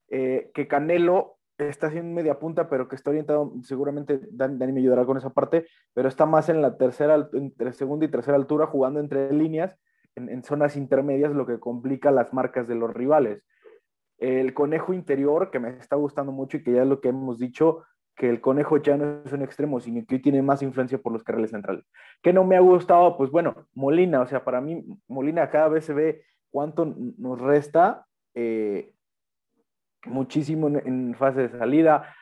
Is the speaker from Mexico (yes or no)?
yes; Guadalajara, Jalisco, Mexico; Uno como tapatío realmente vive de forma distinta ese partido